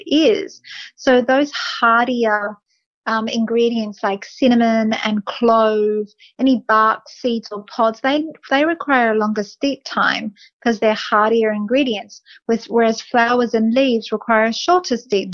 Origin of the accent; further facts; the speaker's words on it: Australia; being Australian